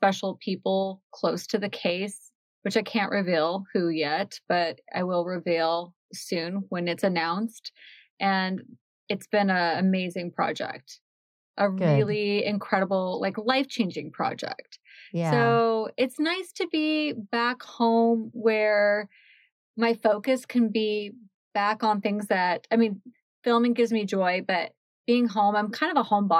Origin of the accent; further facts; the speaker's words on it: Washington, United States; Well, I grew up in Washington State.